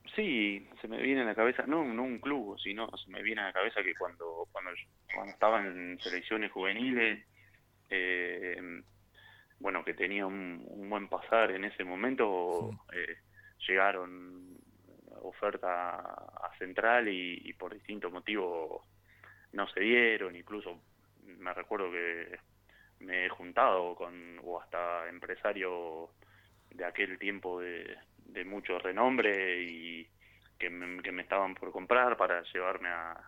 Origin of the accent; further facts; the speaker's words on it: Santa Eufemia, Córdoba, Argentina; moved away; also born or lived in Rosario; yo soy de un pueblito Santa Eufemia, provincia de Córdoba, un pueblo muy chiquito al sur de Córdoba